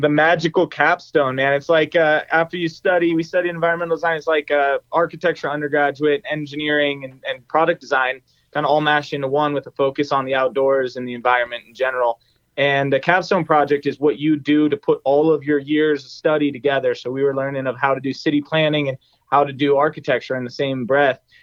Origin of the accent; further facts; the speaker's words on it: near EarthRoamer, Colorado, United States; minutes away from my from my hometown here.